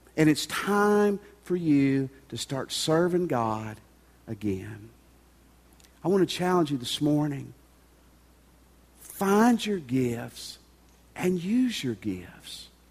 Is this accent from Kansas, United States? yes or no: no; Tennessee, United States; moved away; where I grew up in Tennessee